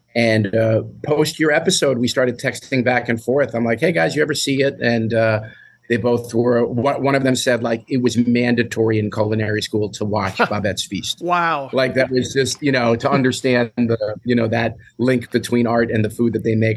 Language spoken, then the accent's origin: English; New York City, New York, United States; I grew up in New York City and used to take the New York City public bus home from school